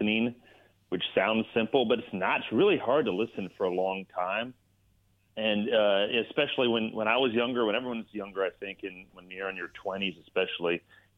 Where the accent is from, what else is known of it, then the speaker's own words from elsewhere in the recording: Bay Area, California, United States; I grew up in the Bay Area